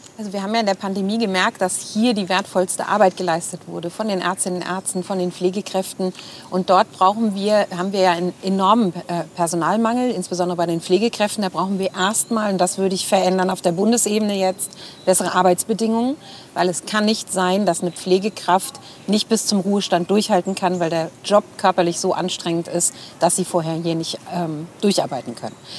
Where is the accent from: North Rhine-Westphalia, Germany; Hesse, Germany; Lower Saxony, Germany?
Hesse, Germany; Bad Soden am Taunus; ich bin hier geboren in den Main-Taunus-Kliniken in Bad Soden